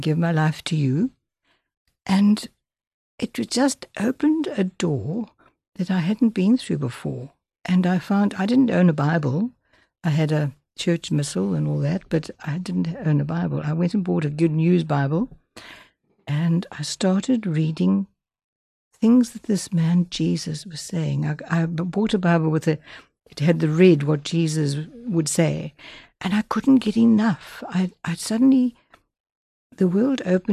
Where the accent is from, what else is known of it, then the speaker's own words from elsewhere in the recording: London, United Kingdom; I grew up in East London, and I grew up in a mainline church